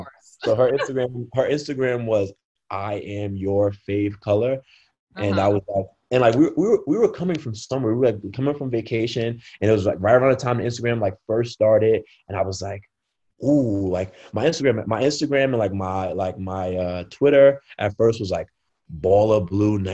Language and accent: English; Brooklyn, New York, United States; Like I'm from Brooklyn.